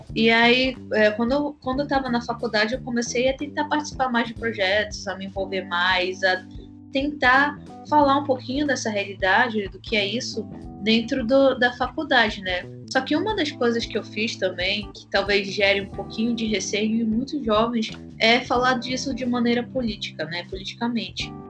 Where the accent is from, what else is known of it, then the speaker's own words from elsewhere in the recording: Amapá, Brazil; sou do estado do Amapá, extremo norte do Brasil